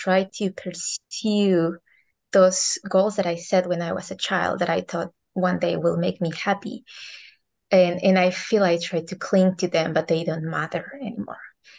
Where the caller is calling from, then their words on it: Hawaii, United States; So I'm right now in Hawaii.